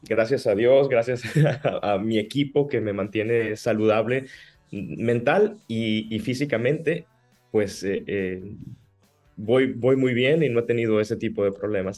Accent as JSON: {"language": "Spanish", "town": "Navojoa", "region": "Sonora", "country": "Mexico", "tie": "born or raised there", "also_born_or_lived": "Ciudad Obregón, Sonora / Hermosillo, Sonora / Mexico City / Italy", "accent": "sonorense", "moved": "as an adult", "said": "nací en Obregón, me crié en Navojoa y, en la preadolescencia me fui a Hermosillo con mi familia"}